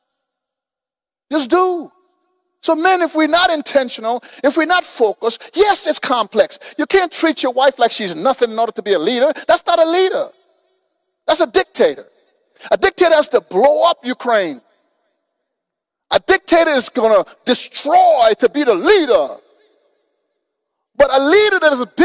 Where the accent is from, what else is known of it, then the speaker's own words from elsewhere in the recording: Guyana; now in Houston, United States; I came from from Guyana, South America.